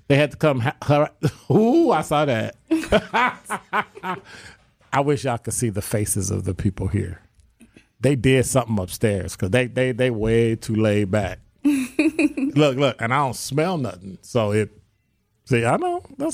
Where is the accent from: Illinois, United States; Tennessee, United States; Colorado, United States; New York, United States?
Illinois, United States; Chicago; I'm from Chicago.